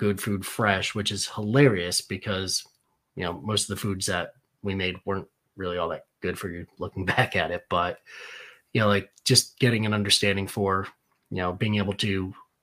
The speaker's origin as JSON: {"language": "English", "town": "Danbury", "region": "Connecticut", "country": "United States", "tie": "born or raised there", "said": "I grew up in Danbury, Connecticut"}